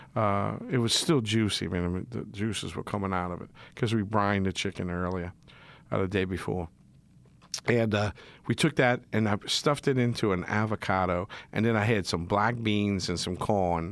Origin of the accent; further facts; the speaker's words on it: Metairie, Louisiana, United States; accent: yat; I'm a yat. I'm from Metairie. Metairie, y'all. East Jefferson Warrior.